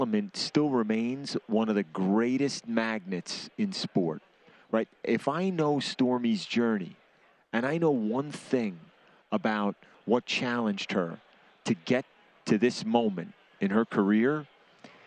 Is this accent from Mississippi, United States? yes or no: no; New York City, New York, United States; now in New Jersey, United States; I'm from Brooklyn originally. I live in Jersey.